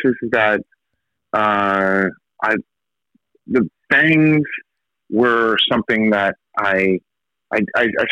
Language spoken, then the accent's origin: English; New Jersey, United States; also born or lived in San Diego, California; I was a soccer playing, baseball, normal, well-adjusted kid in New Jersey. I was born in California, but my parents forcefully moved me to New Jersey